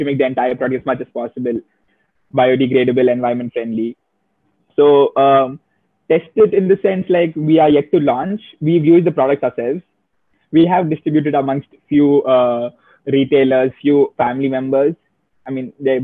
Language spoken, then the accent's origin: English; Chennai, Tamil Nadu, India; we are from Chennai also, our packaging is all very locally sourced in our local market